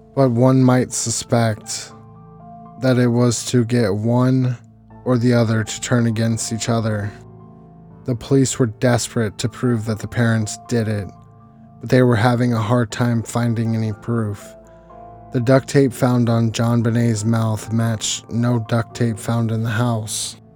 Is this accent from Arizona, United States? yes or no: yes; Arizona, United States; my home state, Arizona.